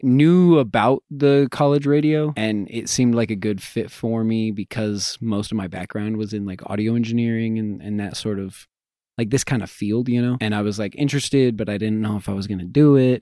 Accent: Greeley, Colorado, United States; I'm from Greeley

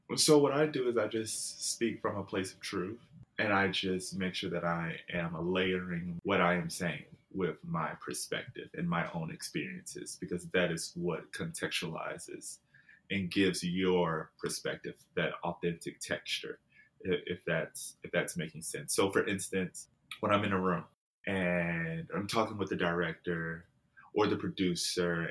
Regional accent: Jackson, Mississippi, United States; moved away as an adult; also born or lived in San Diego, California; now in Los Angeles, United States; Jackson is where I grew up

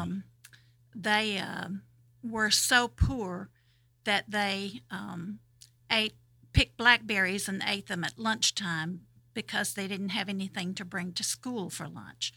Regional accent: Madison County, Georgia, United States; where I grew up over in Madison County, um, I grew up knowing about six black people

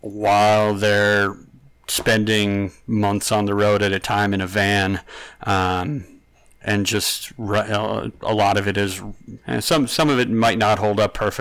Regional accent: Syracuse, New York, United States; Oh, so I grew up in Syracuse, New York

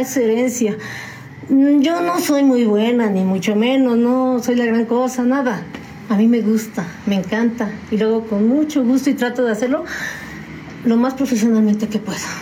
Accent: San Juan del Río, Querétaro, Mexico; also born or lived in Mexico City; Desde muy chiquita y recién nacida me trajeron a San Juan del Río

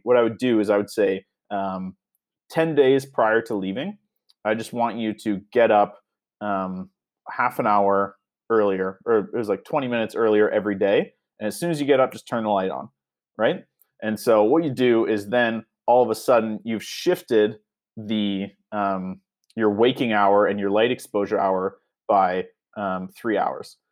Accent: Canada; accent: Canadian; I never really realized how Canadian I sound

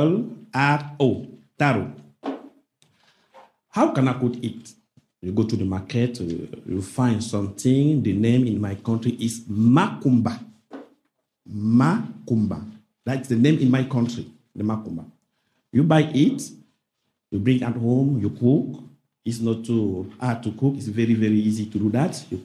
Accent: Cameroon; first language French; English is a second language; moved away; I am from Cameroon.

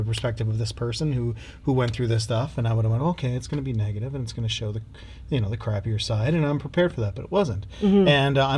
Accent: Cape Breton Island, Nova Scotia, Canada; I grew up on Cape Breton Island.

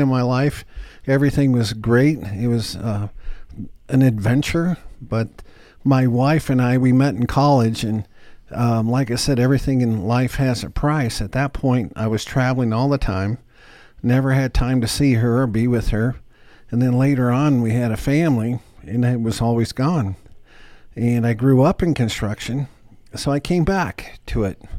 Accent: Denver, Colorado, United States; I grew up here in Denver, and I lived in a very modest home

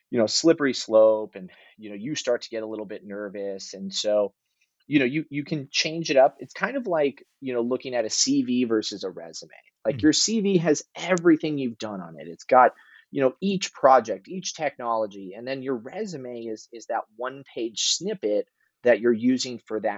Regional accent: California, United States; I grew up in Northern California

